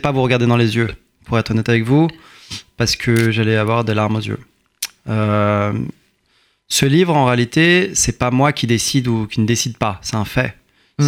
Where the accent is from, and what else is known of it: Courbevoie, Île-de-France, France; born or raised there; also born or lived in Iran